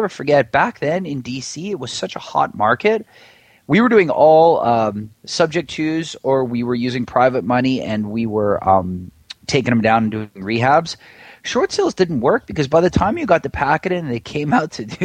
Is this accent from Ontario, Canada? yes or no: no; Vancouver, British Columbia, Canada; also born or lived in Washington, D.C.; now in San Diego, United States; I grew up in Vancouver, Canada, and I moved back there with my wife